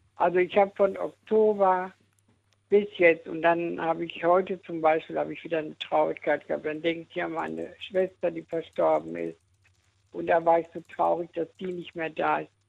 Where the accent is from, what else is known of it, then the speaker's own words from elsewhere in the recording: Dortmund, North Rhine-Westphalia, Germany; now in Eifel, Germany; also ich bin ja aus Dortmund richtig, aber ich wohne in der Eifel